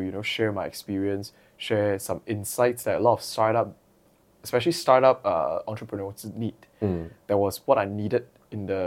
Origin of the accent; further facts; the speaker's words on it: Perak, Malaysia; I had to go back to my hometown, Perak